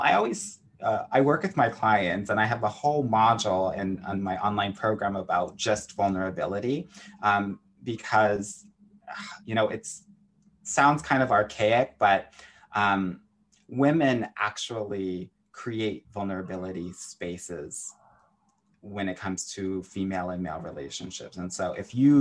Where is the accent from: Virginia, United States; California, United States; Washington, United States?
California, United States; Southern; I was a competitive tennis player growing up in Southern California.